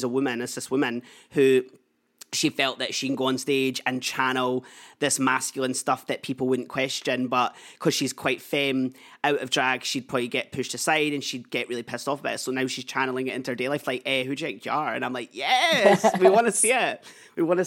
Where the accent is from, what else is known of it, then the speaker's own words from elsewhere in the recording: Edinburgh, Scotland, United Kingdom; I live in Leaf. I'm from Leaf.